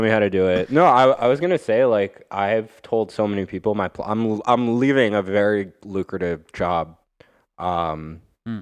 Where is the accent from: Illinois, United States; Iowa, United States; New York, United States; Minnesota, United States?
New York, United States; Long Island; now in Brooklyn, United States; I grew up like literally on the border of New York, where New York City becomes the suburbs, where it becomes Nassau County, and it's Long Island